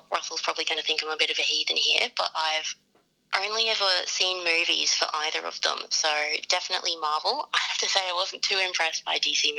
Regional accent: Ipswich, Queensland, Australia; Ipswich local, born and raised.

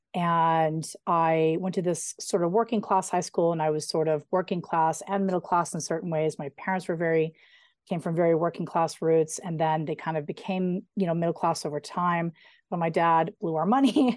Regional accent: Colorado, United States; I grew up right outside of Denver between Idaho Springs and Evergreen.

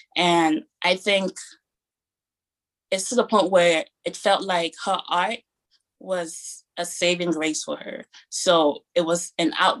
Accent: Cameroon; now in Maryland, United States; I grew up in Cameroon

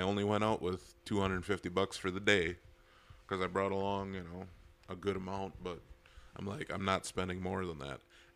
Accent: Bonduel, Wisconsin, United States; live by Bondwell, up by Shawano Lake.

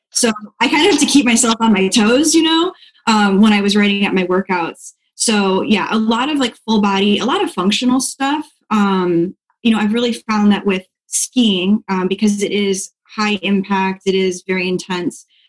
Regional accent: Dixon, Illinois, United States; also born or lived in Pensacola, Florida; now in Florida, United States; I am from a really small town outside of Chicago called Dixon, so okay. northern Illinois.

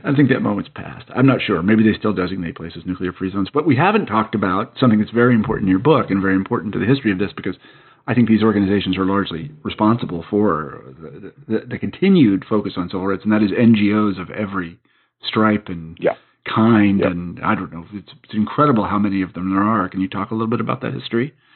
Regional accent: United States; as an American

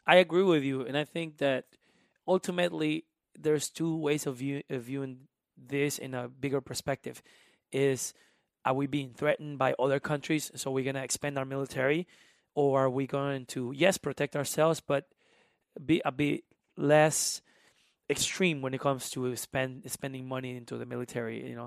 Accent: South Carolina, United States; English is a second language; Carolina, which is still feels like home in a way. It's uh, like 30 miles from Myrtle Beach. Um, so I learned English because I needed to.

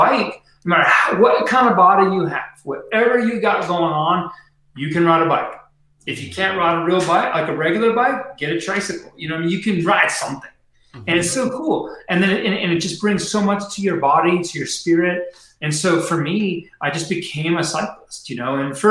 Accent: Mission Viejo, California, United States; now in Boulder, United States; I grew up in Mission Viejo, Orange County.

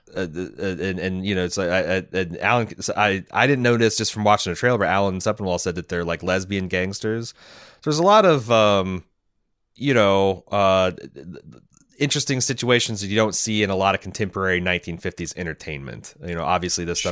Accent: United States; we're just fucking Americans

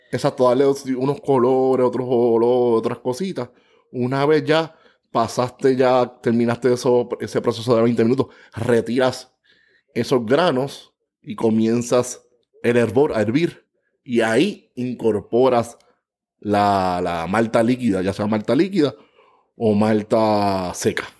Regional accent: San Juan, Puerto Rico; natural de San Juan, Puerto Rico

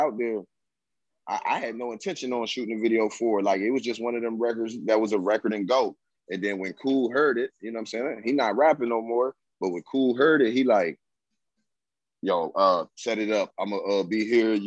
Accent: Laurinburg, North Carolina, United States; I'm from Laurinburg, North Carolina

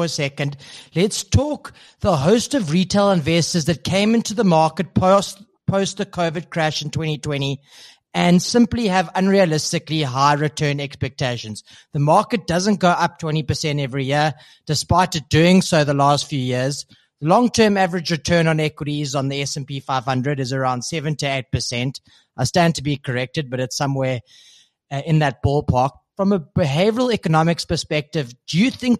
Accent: South Africa; as a South African

